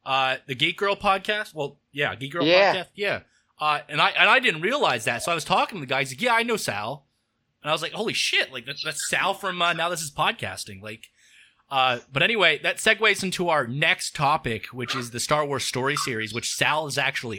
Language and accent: English; Pittsburgh, Pennsylvania, United States; I'm from Pittsburgh. I go to Steel City Con every couple months